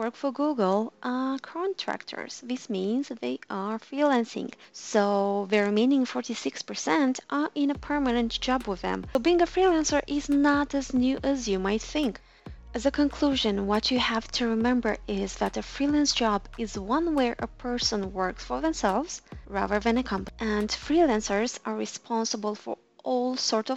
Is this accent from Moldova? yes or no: yes; Moldova; This is half of my home country's population, Moldova